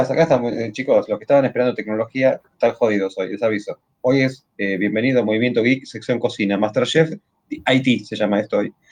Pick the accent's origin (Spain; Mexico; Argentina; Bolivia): Argentina; Buenos Aires; soy porteño. Lo aviso desde ahora, no es, que, no es que soy del interior